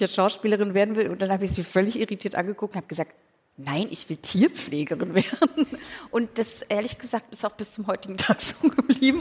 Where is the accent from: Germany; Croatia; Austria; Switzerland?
Germany; Berlin; ich bin tatsächlich in Pankow aufgewachsen